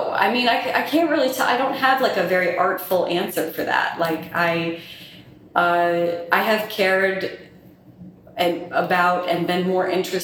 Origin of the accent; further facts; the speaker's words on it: North Carolina, United States; moved away as an adult; also born or lived in Colorado; now in Louisiana, United States; I'm originally from North Carolina, you know, grew up in the South and grew up around history and history museums.